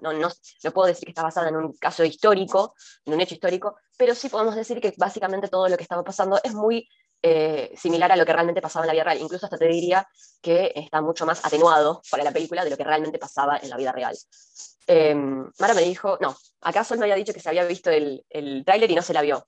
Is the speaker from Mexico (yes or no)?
no; Argentina; siendo argentinas